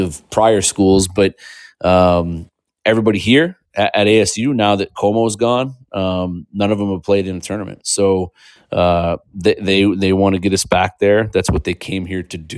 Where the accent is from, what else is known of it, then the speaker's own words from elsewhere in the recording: Indianapolis, Indiana, United States; moved away; my hometown of Indianapolis